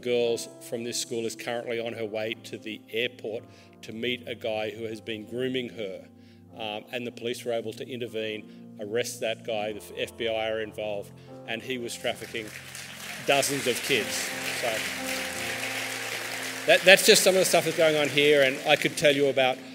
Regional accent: Australia; I'm Australian

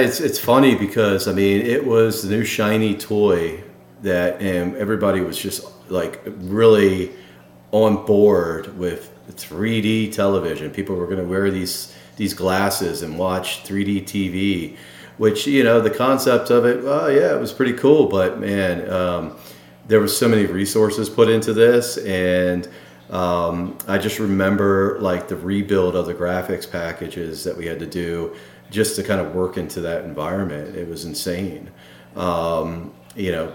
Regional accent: Baltimore, Maryland, United States; the Baltimore Orioles, which happens to be my hometown

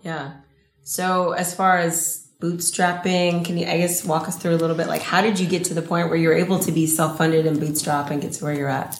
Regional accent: Los Angeles, California, United States; I'm from L

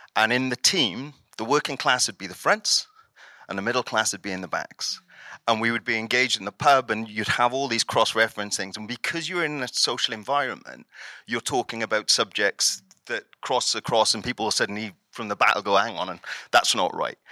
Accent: South Wales Valleys, United Kingdom; I grew up in the South Wales Valleys

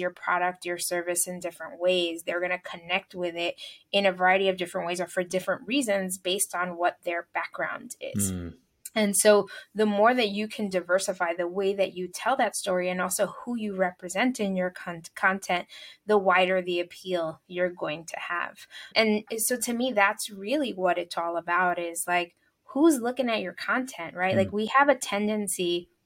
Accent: New York City, New York, United States; moved away as an adult; now in Long Island, United States; a person who was born and raised in New York City and has lived there most of my life

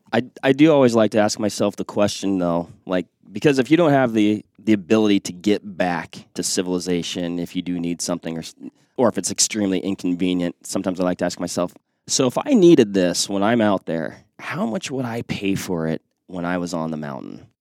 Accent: Western Washington, United States; moved away; I grew up in Western Washington

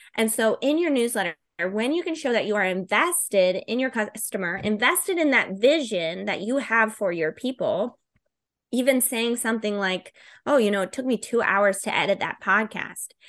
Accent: Florida, United States; I'm from Florida

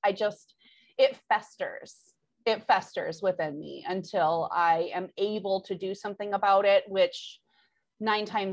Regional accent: Michigan, United States; I'm from Michigan

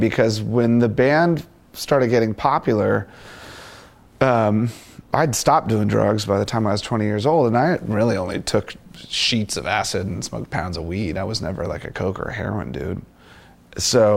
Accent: Washington, District of Columbia, United States; also born or lived in Virginia; growing up in Washington, D.C., in the punk rock community

